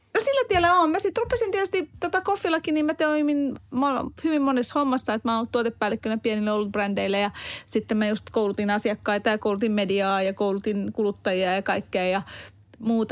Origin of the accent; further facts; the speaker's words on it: Hungary; now in Finland; mä oon Unkarista kotoisia